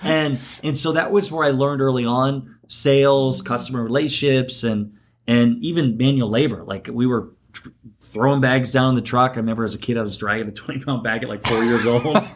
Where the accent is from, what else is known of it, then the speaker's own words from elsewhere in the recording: Garnavillo, Iowa, United States; I'm from Iowa, uh, originally born and raised in Northeast Iowa, Garnavillo.